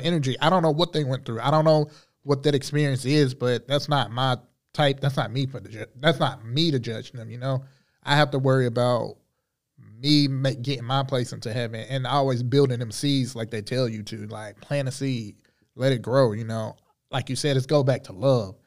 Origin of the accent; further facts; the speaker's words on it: Charlotte, North Carolina, United States; Grew up on the east side of Charlotte. Um, born and raised.